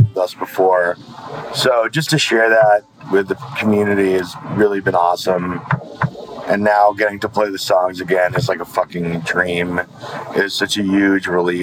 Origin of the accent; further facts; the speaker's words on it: New York City, New York, United States; I'm from Kensington, Brooklyn